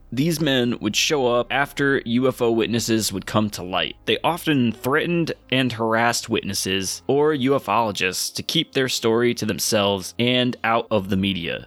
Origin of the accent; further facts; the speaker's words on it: Connecticut, United States; we're all from Connecticut.